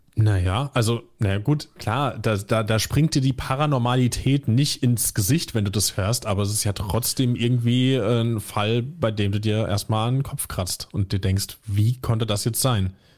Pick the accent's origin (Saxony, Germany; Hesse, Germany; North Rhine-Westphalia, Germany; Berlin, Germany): Hesse, Germany; near Limburg; moved away; ich bin ja nicht direkt aus Limburg, sondern aus einem Kaff irgendwie 1000 Einwohner noch mal eine Viertelstunde entfernt